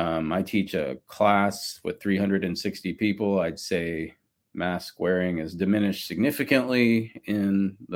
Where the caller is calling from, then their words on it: Austin, Texas, United States; Yeah, I'm calling in from Austin, Texas, and the pandemic situation in Austin is, you know, people are pretty relaxed these days.